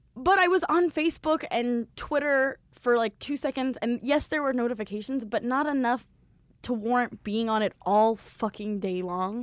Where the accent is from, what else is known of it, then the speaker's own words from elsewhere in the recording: Southern California, United States; I'm from Southern California.